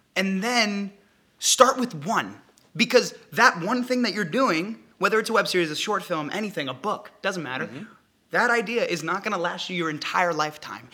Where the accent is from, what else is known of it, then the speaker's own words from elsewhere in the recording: New Hampshire, United States; moved away as an adult; now in Los Angeles, United States; I'm from New Hampshire, and what took me out west to beautiful Los Angeles